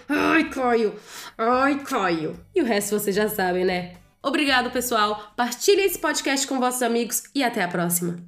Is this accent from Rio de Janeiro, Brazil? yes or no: yes; Rio de Janeiro, Brazil; eu sou do Rio de Janeiro